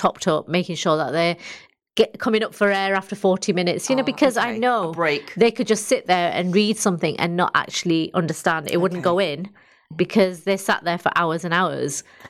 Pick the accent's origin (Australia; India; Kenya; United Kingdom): United Kingdom; Bradford, Yorkshire and the Humber; moved away; I was from Bradford.